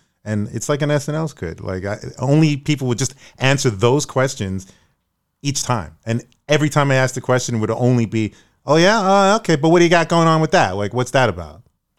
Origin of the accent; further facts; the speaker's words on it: Brooklyn, New York, United States; I'm from Brooklyn.